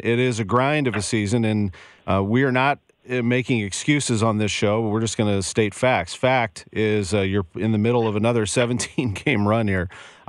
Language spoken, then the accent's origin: English; St. Louis County, Missouri, United States; I didn't grow up downtown, but I've worked downtown for almost 25 years, and I love it. And I grew up in St. Louis County